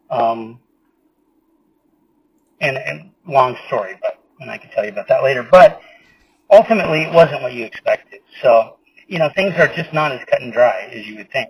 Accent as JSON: {"language": "English", "region": "California", "country": "United States", "said": "I mean, of course, we're from California. I mean, there's incidents out here"}